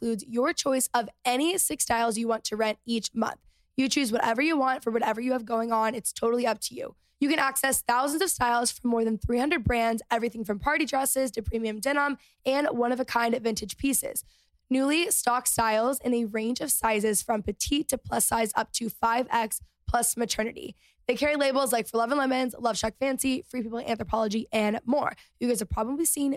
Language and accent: English; Texas, United States; moved away; growing up in Texas